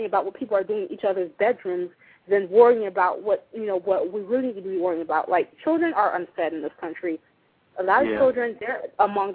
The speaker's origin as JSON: {"language": "English", "country": "United States", "lives_now": "Florida, United States", "said": "As an American"}